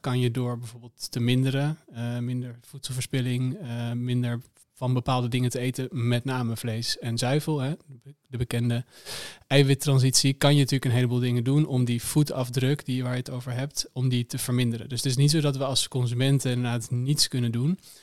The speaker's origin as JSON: {"language": "Dutch", "town": "Amsterdam", "region": "North Holland", "country": "Netherlands", "said": "ik kom zelf uit Amsterdam"}